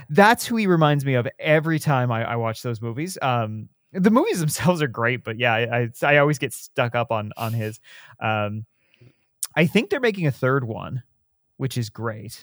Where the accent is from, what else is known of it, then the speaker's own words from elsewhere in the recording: Southern Ontario, Canada; born and raised in Southern